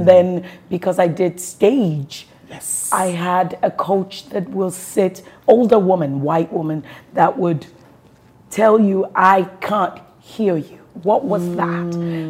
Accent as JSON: {"language": "English", "region": "Southwest Nigeria", "country": "Nigeria", "said": "I'm a Yoruba woman. And then when I'm out and about, a lot of fans will ask, where are you from? You're probably from Delta or Benin."}